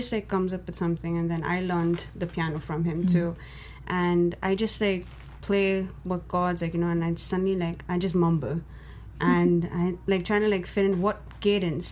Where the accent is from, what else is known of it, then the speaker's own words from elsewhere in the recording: India; me being Indian